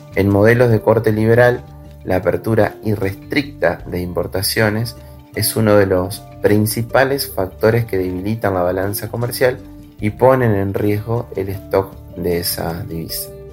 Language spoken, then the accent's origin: Spanish; Argentina